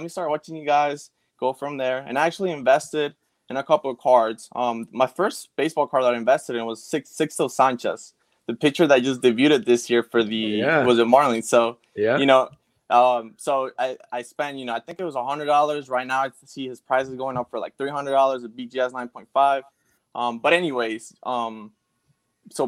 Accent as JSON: {"language": "English", "country": "Venezuela", "said": "me being Venezuelan"}